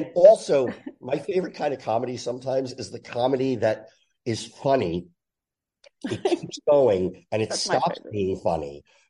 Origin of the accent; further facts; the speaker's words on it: New Jersey, United States; I grew up in Jersey.